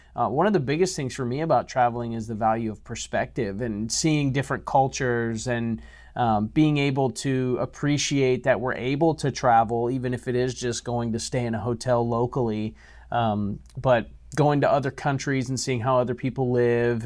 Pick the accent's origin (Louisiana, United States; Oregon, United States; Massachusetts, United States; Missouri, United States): Louisiana, United States; I'm from Louisiana, so I have that Cajun blood